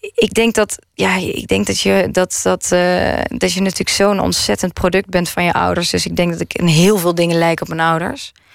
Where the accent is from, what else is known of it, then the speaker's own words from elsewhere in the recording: Maastricht, Limburg, Netherlands; now in Amsterdam, Netherlands; waar ik ben opgegroeid. Waar, waar was dat? Maastricht